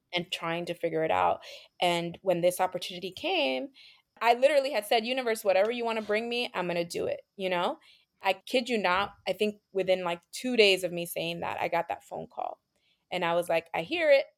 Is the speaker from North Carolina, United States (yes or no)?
no; New York City, New York, United States; being Latina growing up in New York City